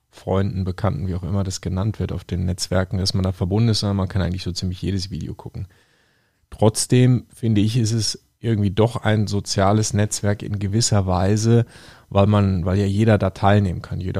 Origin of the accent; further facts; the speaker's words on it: Russia; Ich bin Russe und in Russland heißt vier Schittiri.